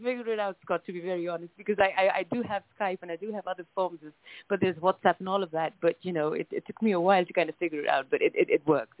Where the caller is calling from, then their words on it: New Delhi, Delhi, India; Right now, I'm in the capital of India, which is New Delhi, India. And this is where my family house is. This is where I'm based.